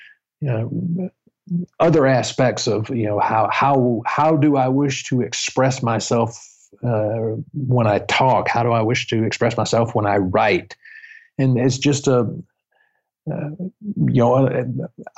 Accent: the South, United States; I am from the South, so I don't have an accent.

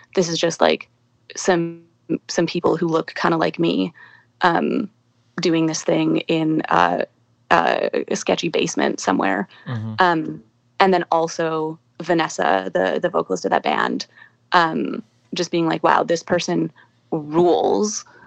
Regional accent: Calgary, Alberta, Canada; I grew up in Calgary

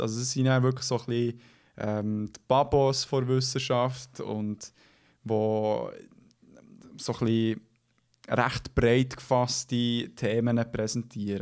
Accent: Switzerland

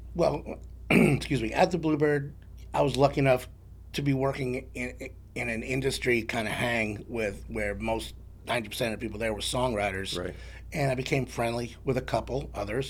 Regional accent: New York City, New York, United States; moved away as an adult; now in Nashville, United States; I'm originally from New York. I grew up in the Bronx

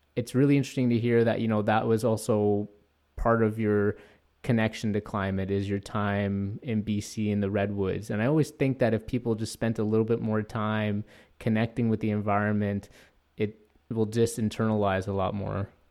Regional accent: Toronto, Ontario, Canada; I'm from North York as well

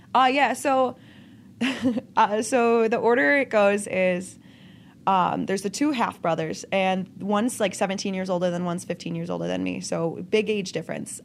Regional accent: Lockport, Illinois, United States; accent: Chicago; I grew up in just outside, like, Chicago suburbs

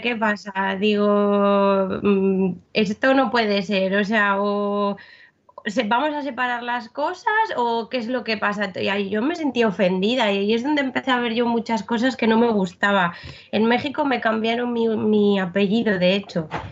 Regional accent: Spain; yo voy como española

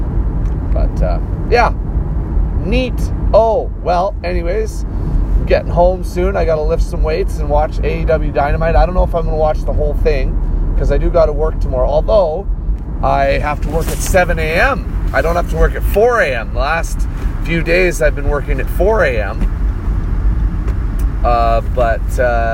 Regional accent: Canada; now in Saskatoon, Canada; It's part of being Canadian.

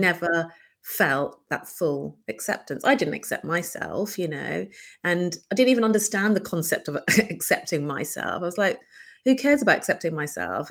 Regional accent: United Kingdom; I am British Bangladeshi. Um, born and brought up here from a conservative yet progressive Bangladeshi background

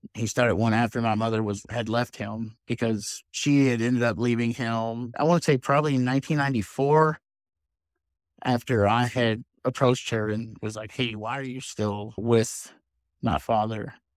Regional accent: Louisville, Kentucky, United States; moved away; I grew up in Louisville, Kentucky, but I lived quite a few different places.

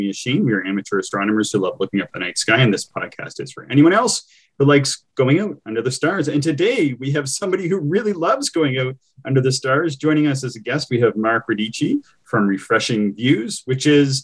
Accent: East Coast, Canada; moved away; also born or lived in Kitchener-Waterloo, Ontario; I'm from the East Coast, but I lived in the Kitchener-Waterloo area for a while

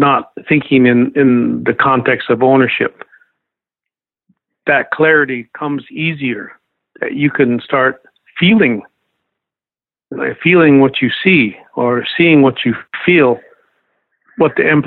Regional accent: Lakota lands, United States; as a Lakota

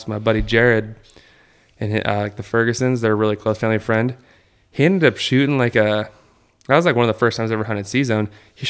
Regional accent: Red Bluff, California, United States; I live like right in the middle. I'm from Red Bluff.

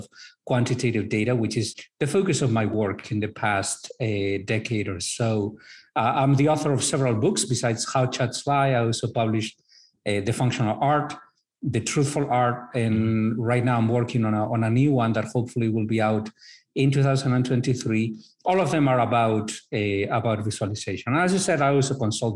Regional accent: northern Spain, Spain; moved away as an adult; also born or lived in Madrid, Spain / North Carolina, United States / Brazil; now in Miami, United States; I am originally from Spain, northern Spain. I've lived in Madrid, in North Carolina, in Brazil.

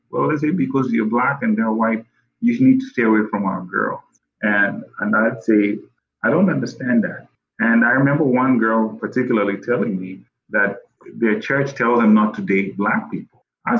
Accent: Kenya; English is a second language; now in United States; because I'm Kenyan, you know. But little did they know that the cross country, I hated it because I did that enough in my home.

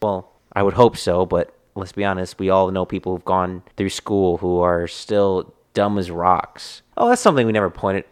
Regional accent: Texas, United States; I am a Texan

